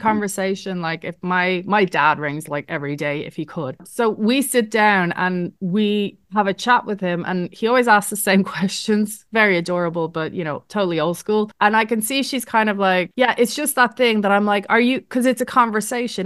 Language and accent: English; Ireland; moved away as an adult; now in Netherlands; I was raised in Ireland